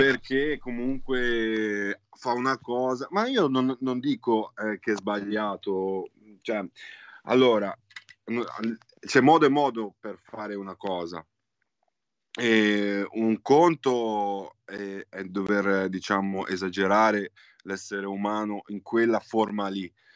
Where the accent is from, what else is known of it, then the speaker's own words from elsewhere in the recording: Genoa, Liguria, Italy; Di Genova, di Genova